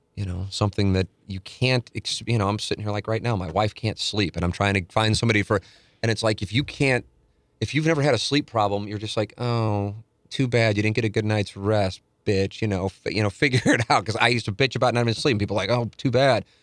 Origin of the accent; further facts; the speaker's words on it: St. Louis, Missouri, United States; I grew up on Vienna, family, then went, moved to Tam Avenue